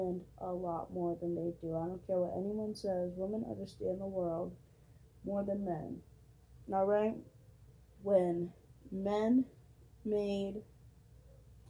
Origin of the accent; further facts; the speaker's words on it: Massachusetts, United States; I'm from Massachusetts.